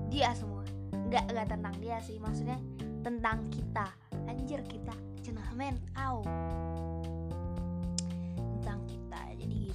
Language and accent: Indonesian; Bandung, West Java, Indonesia; btw btw aku tuh dari Bandung jadi uh, aku tinggal di Bandung di Bandung tuh sekarang lagi musim hujan